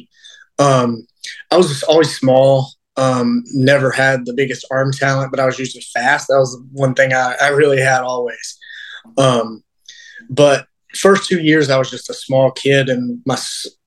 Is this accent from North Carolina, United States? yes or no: yes; Mocksville, North Carolina, United States; growing up in Mocksville